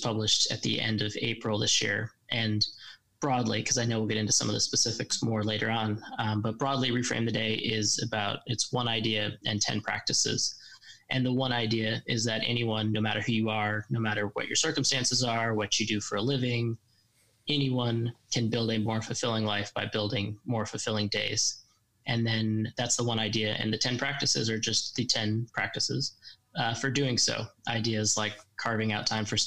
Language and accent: English; Colorado, United States; moved away as an adult; also born or lived in Washington, D.C.; now in London, United Kingdom; back home working in politics in my home state of Colorado